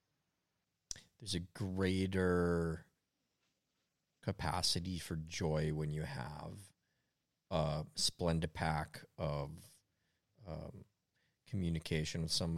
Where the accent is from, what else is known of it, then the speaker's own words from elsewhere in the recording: Minneapolis, Minnesota, United States; It's colder where I'm from